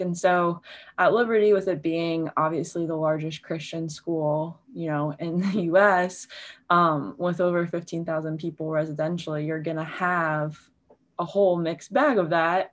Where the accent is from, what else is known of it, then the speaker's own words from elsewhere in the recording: Baltimore, Maryland, United States; moved away as an adult; also born or lived in Virginia; I grew up in Baltimore, so I'm kind of back in my hometown